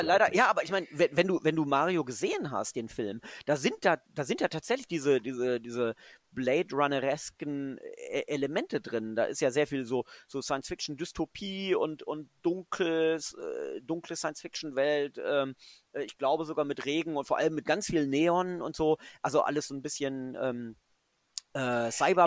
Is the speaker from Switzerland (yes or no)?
no; Göttingen, Lower Saxony, Germany; also born or lived in England / Cologne; now in Frankfurt, Germany; Ich bin ja kein äh, gebürtiger Frankfurt. ich bin ja, bin ja Göttinger. Ich äh, bin quasi ähm, protestantische